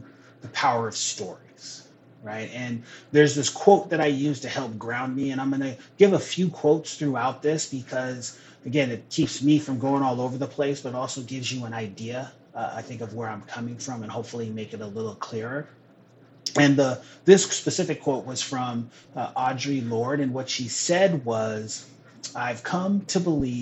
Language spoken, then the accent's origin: English; Renton, Washington, United States; also born or lived in Seattle / Tukwila; I'm a Northwest kid. I was born in Seattle, raised in Renton, currently live in Tukwila